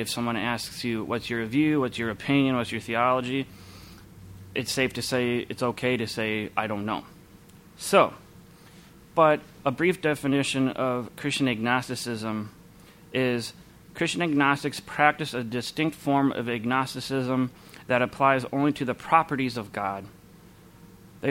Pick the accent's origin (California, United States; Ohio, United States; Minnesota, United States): Minnesota, United States; Minneapolis; I grew up here in the Twin Cities